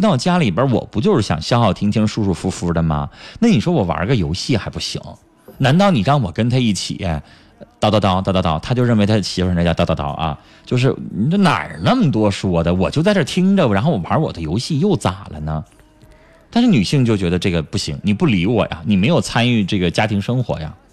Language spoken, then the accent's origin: Chinese; Northeast China, China; accent: Northeastern; 咱们东北话